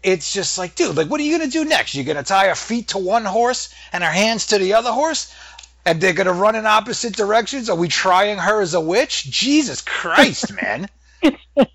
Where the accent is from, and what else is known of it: New England, United States; accent: New England